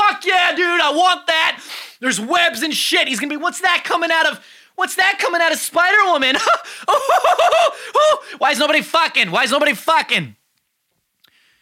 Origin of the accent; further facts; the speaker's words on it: New York City, New York, United States; I'm from Brooklyn